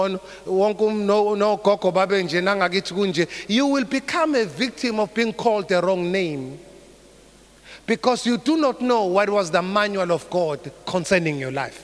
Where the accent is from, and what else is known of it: South Africa